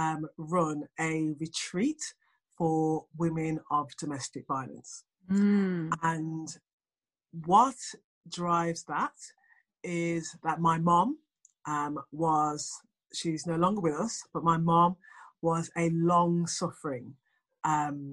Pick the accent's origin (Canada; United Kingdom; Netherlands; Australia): United Kingdom; England; as you can probably tell from the accent, I am from England.